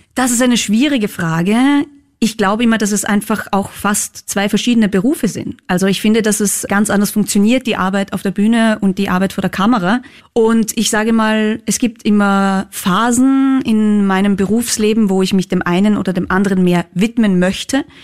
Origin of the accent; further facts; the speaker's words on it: Völkermarkt, Carinthia, Austria; also born or lived in Klagenfurt; ich bin wirklich in Völkermarkt komplett am Land aufgewachsen